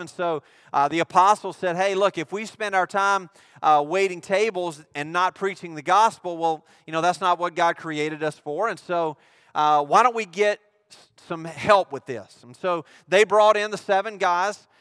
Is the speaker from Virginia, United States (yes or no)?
no; Mississippi, United States; I'm from Mississippi